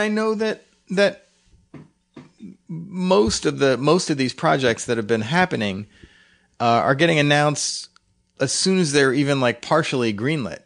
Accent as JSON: {"language": "English", "town": "Philadelphia", "region": "Pennsylvania", "country": "United States", "tie": "born or raised there", "said": "growing up in Philly"}